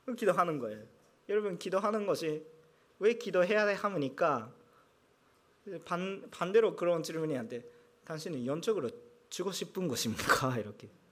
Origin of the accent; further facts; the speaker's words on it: Japan; 제가 일본이니까